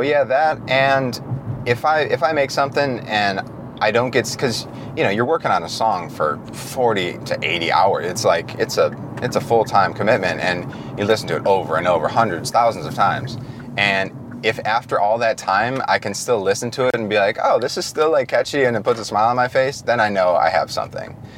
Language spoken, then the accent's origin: English; Detroit, Michigan, United States; I'm from Detroit.